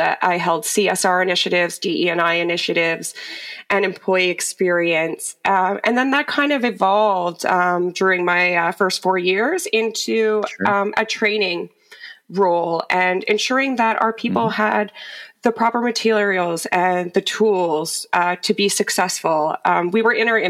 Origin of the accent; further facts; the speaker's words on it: Bruce County, Ontario, Canada; Born and raised in Bruce County. For anybody who doesn't know where that is, it's located on the shores of Lake Huron in southern Ontario.